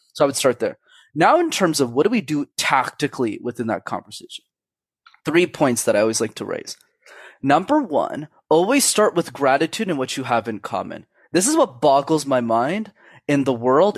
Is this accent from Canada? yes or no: yes; Canada; I was born in Canada, first world country